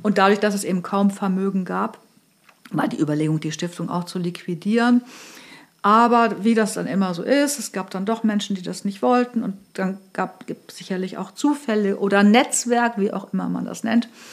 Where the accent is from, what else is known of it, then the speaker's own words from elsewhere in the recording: between Göttingen and Hanover, Lower Saxony, Germany; moved away as an adult; now in Hamburg, Germany; komme ursprünglich aus Niedersachsen, bin aufgewachsen zwischen Göttingen und Hannover.